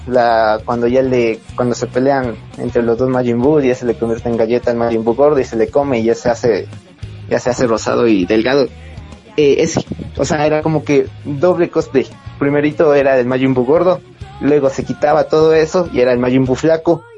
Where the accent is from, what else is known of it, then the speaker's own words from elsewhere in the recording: Ecuador; soy de Ecuador